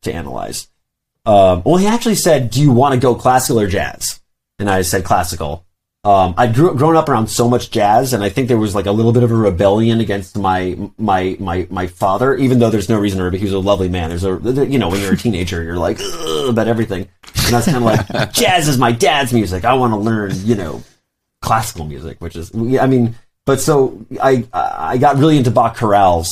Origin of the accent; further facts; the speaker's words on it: New York City, New York, United States; I grew up in Brooklyn